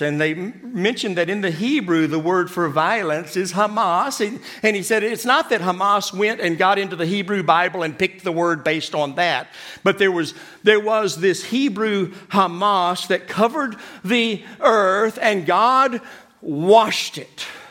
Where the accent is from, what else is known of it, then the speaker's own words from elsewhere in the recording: Kentucky, United States; now in Madrid, Spain; I'm from Kentucky